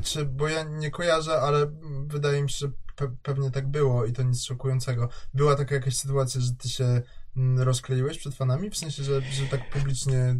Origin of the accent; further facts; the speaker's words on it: Kraków, Lesser Poland, Poland; jestem z Krakowa